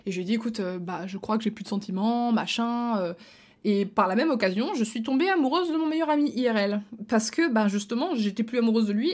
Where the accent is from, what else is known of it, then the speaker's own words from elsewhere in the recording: Belgium; also born or lived in near Luxembourg (Belgian side), lived at age 14; je suis belge